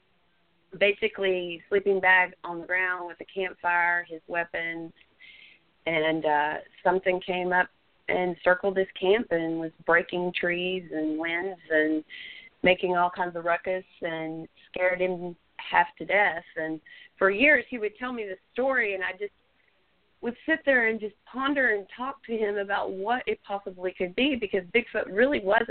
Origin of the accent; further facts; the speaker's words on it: Texas, United States; I'm from Texas, And I was raised in a law enforcement family